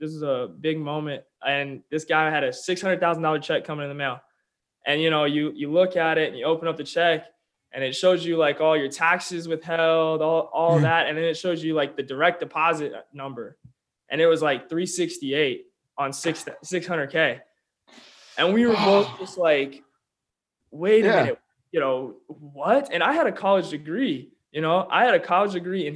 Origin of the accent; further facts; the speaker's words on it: Olathe, Kansas, United States; also born or lived in Oklahoma; I was born and raised in Olathe, Kansas, just outside Kansas City.